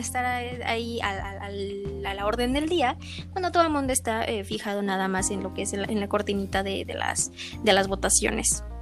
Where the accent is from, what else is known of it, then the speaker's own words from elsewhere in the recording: Mexico; nosotros que somos aquí latinoamericanos, que somos en este caso eh, la mayoría mexicanos, mexicanos